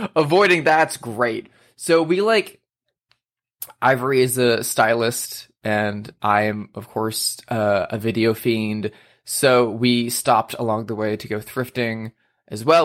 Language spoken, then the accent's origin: English; Indianapolis, Indiana, United States; moved away; I went to Indiana with my partner to visit my family in my hometown